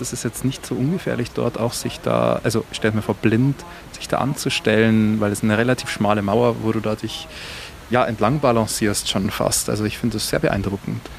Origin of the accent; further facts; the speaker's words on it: Bavaria, Germany; wie man bei uns in Bayern sagt, er scheißt sich nichts